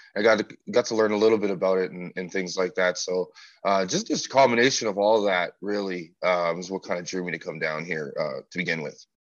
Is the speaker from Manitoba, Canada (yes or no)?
yes; Winnipeg, Manitoba, Canada; I'm from Winnipeg